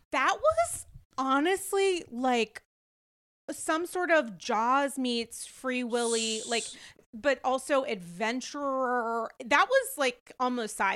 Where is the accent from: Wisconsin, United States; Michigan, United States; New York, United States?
New York, United States; as a New Yorker